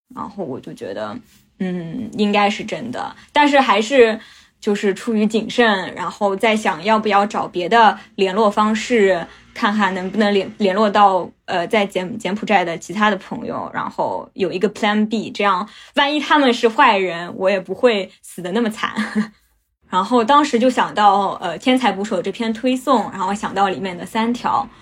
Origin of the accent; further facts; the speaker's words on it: Shanghai, China; also born or lived in Phnom Penh, Cambodia; 我是在金边出生的。在我一岁半的时候，我妈就把我送回上海，送到外婆外公家住 然后我就跟着我外公外婆长大